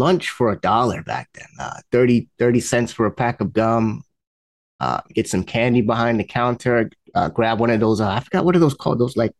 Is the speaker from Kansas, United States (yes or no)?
no; New York City, New York, United States; also born or lived in Long Island, New York; I grew up, my earliest memories were in the Bronx. I grew up in Bronx, New York, around a lot of tall buildings and, cars parked up and down the street.